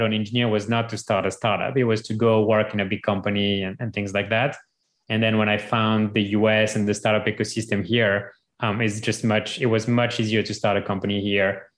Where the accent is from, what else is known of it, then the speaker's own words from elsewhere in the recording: France; moved away as an adult; now in United States; growing up in France